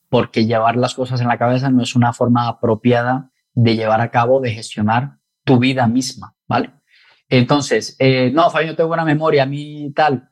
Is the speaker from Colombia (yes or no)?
yes; Colombia; now in Spain; soy de Colombia